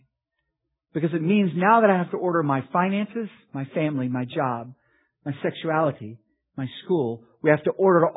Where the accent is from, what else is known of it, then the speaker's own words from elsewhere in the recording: Oklahoma, United States; I grew up in Oklahoma